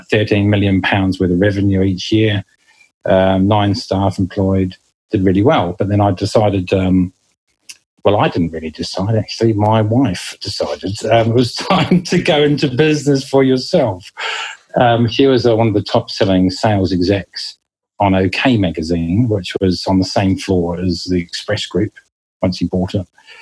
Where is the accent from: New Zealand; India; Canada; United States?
New Zealand; moved away as an adult; now in United Kingdom; you can probably notice the accent. I do come from New Zealand originally, and I landed in this country in 1999 and never looked back.